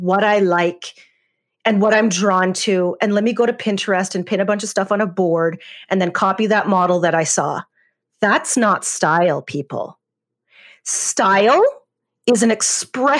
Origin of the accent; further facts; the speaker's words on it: Canada; I grew up in Canada, which is where I am now.